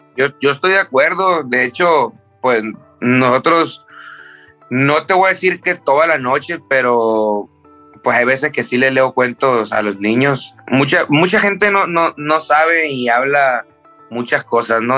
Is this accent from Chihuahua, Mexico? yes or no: no; Tijuana, Baja California, Mexico; also born or lived in Culiacán, Sinaloa; yo me siento de Tijuana porque me crié en Tijuana